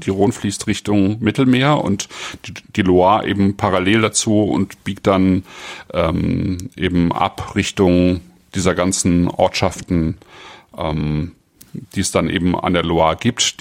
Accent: Germany; bei uns in Deutschland

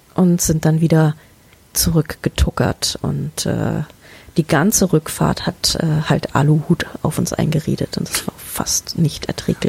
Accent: Germany; wir als Deutsche

